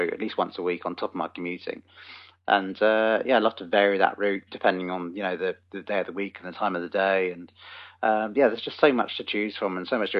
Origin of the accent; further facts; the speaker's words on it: New Forest, South East England, United Kingdom; just a local guy, born and raised in the New Forest.